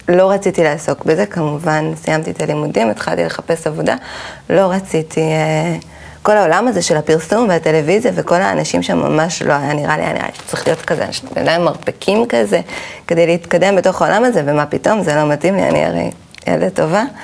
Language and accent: Hebrew; Caesarea, Haifa District, Israel; אני גדלתי בקיסריה